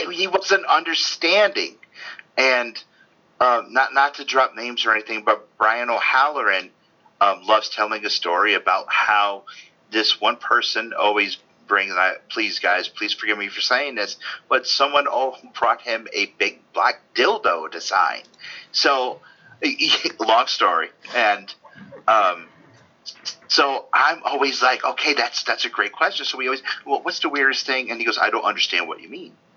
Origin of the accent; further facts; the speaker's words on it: Norwalk, Connecticut, United States; growing up in Connecticut, Norwalk, Connecticut, close to New York